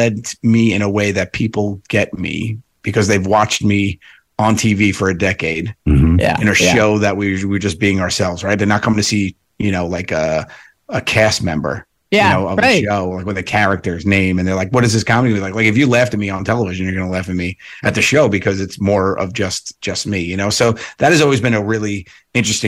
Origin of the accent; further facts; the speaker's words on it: New York, United States; I'm from New York